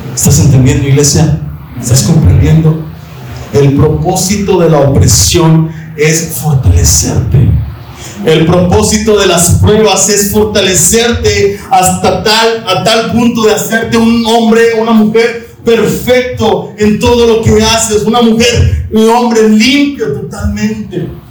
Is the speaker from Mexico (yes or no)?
yes; Monterrey, Nuevo León, Mexico; hay un orgullo de regios, ¿verdad? O yo me siento orgulloso de mi tierra